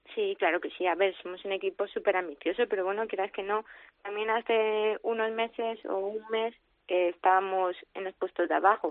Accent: Madrid, Community of Madrid, Spain; yo soy de Madrid y eso, pues también me, mm. llevó a tomar la decisión de volverme a Madrid

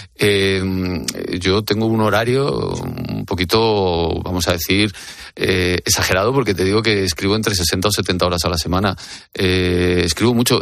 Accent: Madrid, Community of Madrid, Spain; el barrio de Carabanchel, que es mi barrio donde yo nací

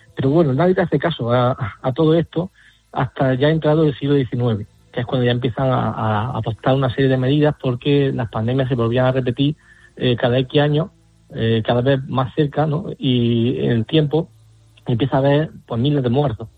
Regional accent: Alcaudete, Andalusia, Spain; mi tierra, el cementerio histórico de Alcaudete

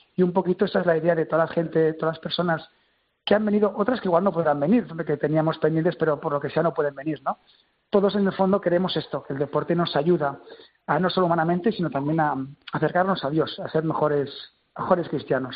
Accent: Terrassa, Catalonia, Spain; Yo soy de Tarrasa

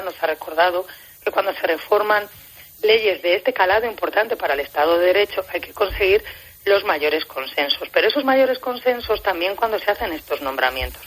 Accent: Spain; yo como juez española soy también juez europea

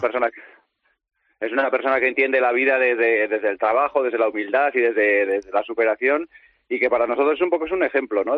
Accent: Pasaia, Basque Country, Spain; yo soy de Paso San Pedro, a escasos 15 kilómetros de, de Jaizubía

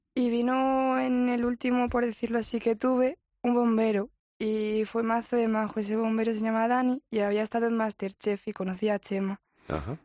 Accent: Madrid, Community of Madrid, Spain; Yo de aquí, de Madrid.

